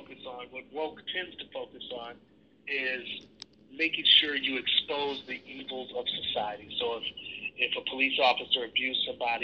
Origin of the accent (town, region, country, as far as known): Milwaukee, Wisconsin, United States; born or raised there